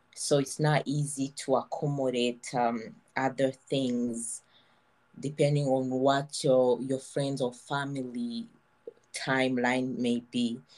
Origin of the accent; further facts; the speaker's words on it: Kigali, Rwanda; moved away as an adult; now in Montreal, Canada; I was born in Rwanda. I grew up in Kigali